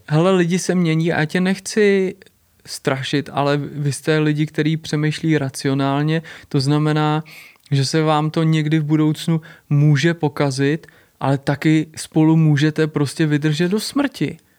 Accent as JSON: {"language": "Czech", "region": "Prague", "country": "Czechia", "said": "říkám, Praha, Česká republika"}